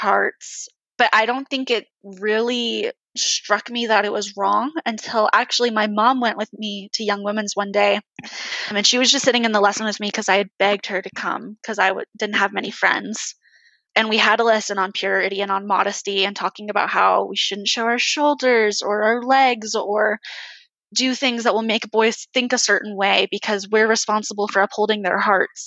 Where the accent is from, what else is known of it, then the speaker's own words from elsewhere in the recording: California, United States; now in Orem, United States; I live in Orem, Utah, but I'm from California.